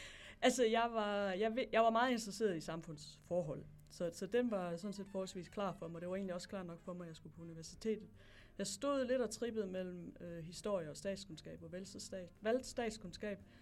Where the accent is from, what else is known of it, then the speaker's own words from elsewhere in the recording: Hedensted, Central Denmark Region, Denmark; moved away as an adult; also born or lived in Tanzania / Namibia / Nigeria / Botswana; Jeg kommer fra Jylland. Jeg kommer fra en by, der hedder Hedensted